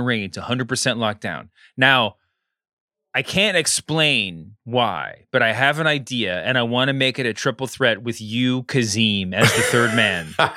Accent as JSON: {"language": "English", "region": "Texas", "country": "United States", "tie": "born or raised there", "said": "I grew up in Texas"}